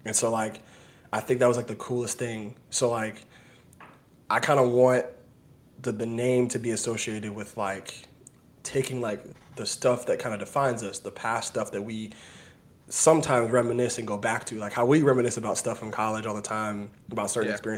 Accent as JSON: {"language": "English", "town": "Atlanta", "region": "Georgia", "country": "United States", "moved": "yes", "lives_now": "West Palm Beach, United States", "said": "I'm from Atlanta"}